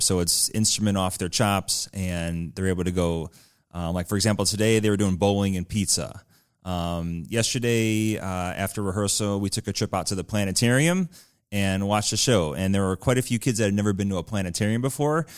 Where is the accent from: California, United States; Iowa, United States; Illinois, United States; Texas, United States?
Illinois, United States; Chicago; now in Batavia, United States; I grew up in the Chicagoland area